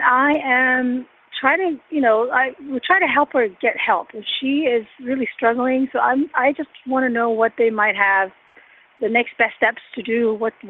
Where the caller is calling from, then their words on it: Chantilly, Virginia, United States; also born or lived in Alexandria, Virginia; I'm calling from Virginia, Northern Virginia area, Chantilly.